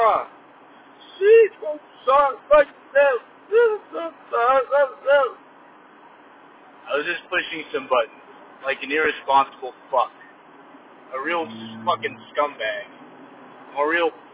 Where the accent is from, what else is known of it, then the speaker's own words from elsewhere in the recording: Silicon Valley, California, United States; I'm a city boy. I'm from the city